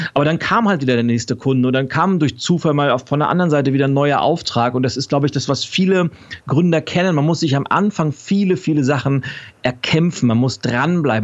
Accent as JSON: {"language": "German", "town": "Lübeck", "region": "Schleswig-Holstein", "country": "Germany", "tie": "born or raised there", "moved": "yes", "lives_now": "Berlin, Germany", "said": "Ich bin in, in Lübeck geboren, also nordisch by nature"}